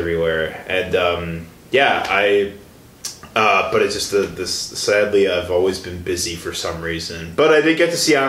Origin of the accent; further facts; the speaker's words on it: Chicago, Illinois, United States; moved away as an adult; now in Milwaukee, United States; I'm originally from the Chicago area.